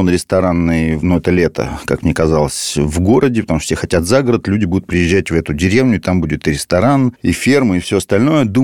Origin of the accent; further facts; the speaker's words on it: Moscow, Russia; born there; Ну да, я родился в Москве.